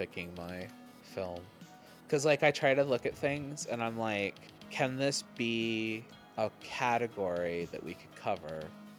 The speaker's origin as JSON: {"language": "English", "country": "Canada", "accent": "Canadian", "said": "My boss keeps finding my Canadian accent when I talk, and I'm just like, I don't think I have one, and he's like, yeah, you do."}